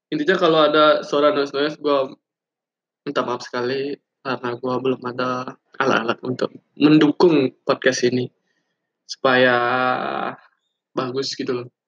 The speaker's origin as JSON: {"language": "Indonesian", "region": "Bali", "country": "Indonesia", "tie": "born or raised there", "lives_now": "Denpasar, Indonesia", "said": "gue tinggal di Bali gue asli Bali orangnya dan gue kampung gue lebih tepatnya kampung gue ada di suatu daerah di Bali lah"}